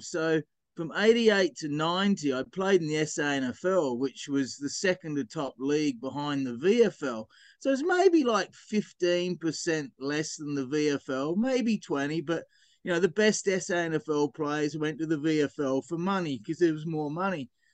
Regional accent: Gawler, South Australia, Australia; moved away as an adult; also born or lived in Adelaide; now in Canada; I grew up in South Australia, just north of Adelaide, in a place called Gawler

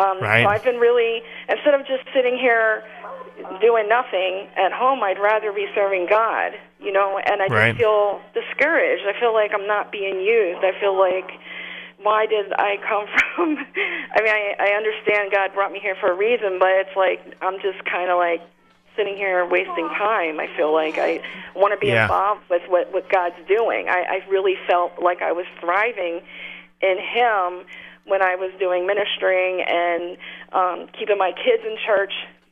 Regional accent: Indiana, United States; now in New Jersey, United States; I came from Indiana with my two children, and now we're in New Jersey.

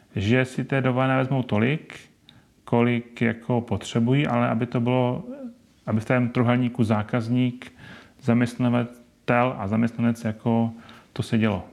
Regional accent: Ostrava, Moravian-Silesian Region, Czechia; now in Brno, Czech Republic; já jsem původem z Ostravy

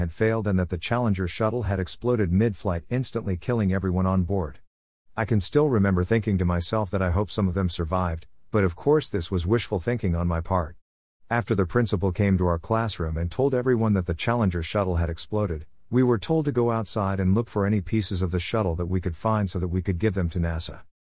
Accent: Tampa, Florida, United States; the impact that a national tragedy can have on a tight-knit, small, local community, like the one I grew up in Tampa, Florid

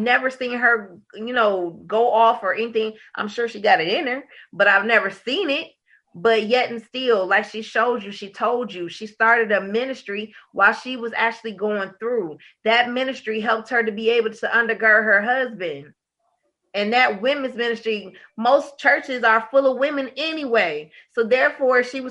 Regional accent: Detroit, Michigan, United States; I was born and raised in Detroit

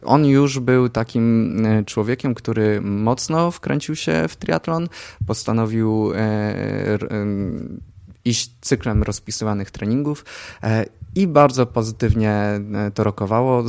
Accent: Zamość, Lublin Voivodeship, Poland; Zamościa, skąd pochodzę, była była, była taka sekcja kolarska, ja w tej sekcji uczestniczyłem

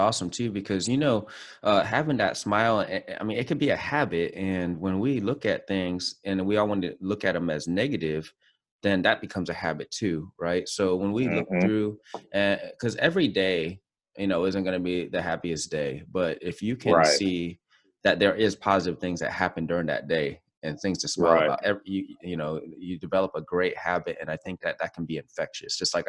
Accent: Osan, Gyeonggi Province, South Korea; born there; And you know, I was born right outside of Osan. So that's like home too in a lot of ways.

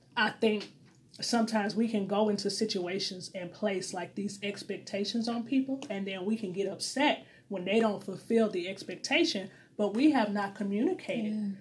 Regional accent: St. Louis, Missouri, United States; moved away; I am single from St. Louis, Missouri, originally

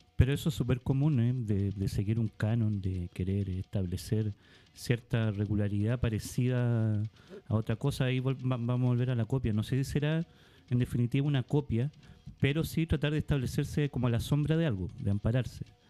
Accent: Iquique, Tarapacá, Chile; now in Santiago, Chile; Yo que vengo de Iquique

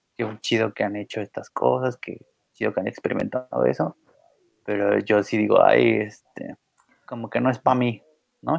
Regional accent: Mexico; los mexicanos en un pésimo acento, pero lo tratamos de decir el idioma

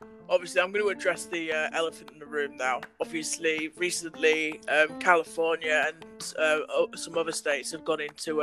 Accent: Bridlington, Yorkshire and the Humber, United Kingdom; my hometown up north in Bridlington

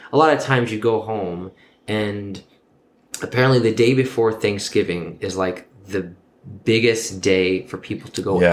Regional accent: New York, United States; born and raised in New York.

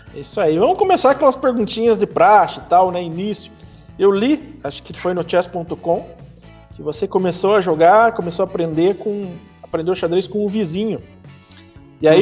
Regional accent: Piraí do Sul, Paraná, Brazil; also born or lived in Castro; Na verdade, eu nasci em Castro, que é uma cidade vizinha aqui, ah. mas eu moro em Piraí do Sul desde os meus 7, 8 anos. Então, eu sou piraense de coração

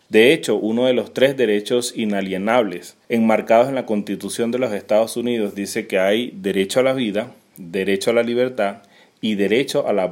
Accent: Venezuela; also born or lived in Peru; now in Argentina; hace poco salimos de Venezuela a Perú, pasaron ocho meses en un abrir y cerrar de ojos, luego llegamos aquí a Argentina

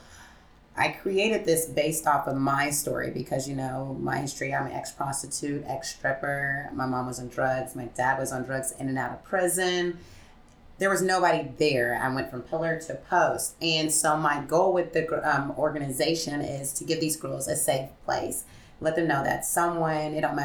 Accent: Springfield, Missouri, United States; We are originated right here in Springfield, Missouri, my hometown.

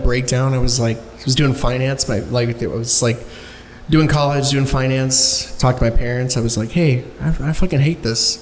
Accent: Dallas, Texas, United States; also born or lived in Duncanville, Texas; I'm an Oak Cliff native. I was born on Falls Drive

